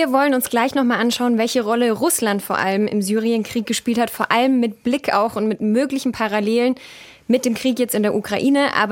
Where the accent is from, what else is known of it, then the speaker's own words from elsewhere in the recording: Germany; Also ich bin in Deutschland geboren und aufgewachsen und das zum Glück bisher in Frieden.